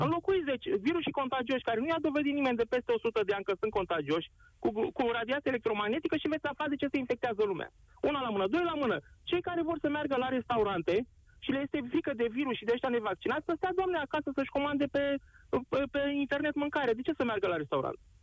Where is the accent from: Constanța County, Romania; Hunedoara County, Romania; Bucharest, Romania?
Constanța County, Romania; Constanța; sunt din Constanța, da, sunt de etnie turcă, în Constanța trăim o mare comunitate turco-tătară